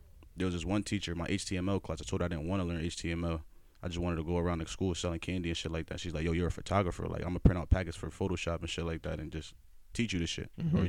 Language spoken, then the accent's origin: English; Norwalk, Connecticut, United States; born there; also born or lived in Bronx / Stamford / Bridgeport / West Haven; I was born in Norwalk. I moved to the Bronx, moved to Stanford, moved to Bridgeport, moved to West Haven, moved to Greenwich, all over the place. Not in that order, though.